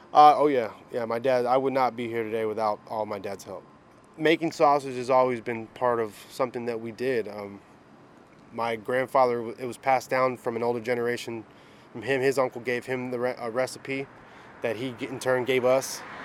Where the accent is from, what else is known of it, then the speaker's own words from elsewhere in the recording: Tampa, Florida, United States; Born and raised in Tampa, um, Sicilian, Cuban heritage